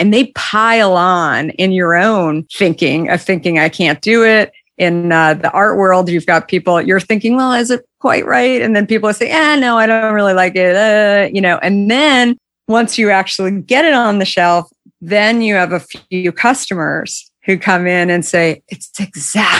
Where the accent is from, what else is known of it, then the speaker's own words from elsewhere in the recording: Arizona, United States; also born or lived in Minneapolis; I grew up in Arizona